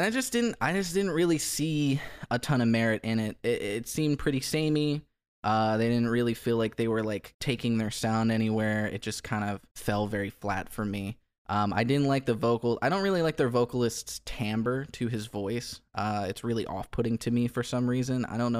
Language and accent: English; Alexandria, Kentucky, United States; They're from where I grew up in Kentucky, Alexandria, Kentucky.